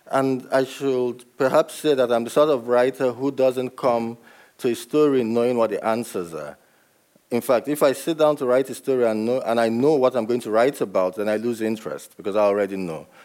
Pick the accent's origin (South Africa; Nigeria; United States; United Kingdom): Nigeria; But I know that I was brought up in Nigeria and I ended up here.